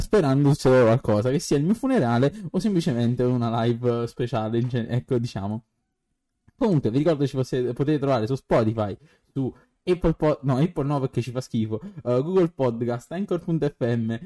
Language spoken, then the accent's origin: Italian; Naples, Campania, Italy; sono napoletano